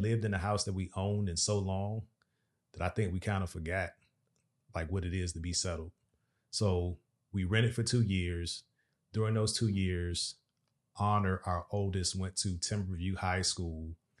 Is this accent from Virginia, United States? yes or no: yes; Virginia, United States; moved away as an adult; also born or lived in Dubai; now in Dallas-Fort Worth, United States; We are from Virginia, the seven five seven area to be exact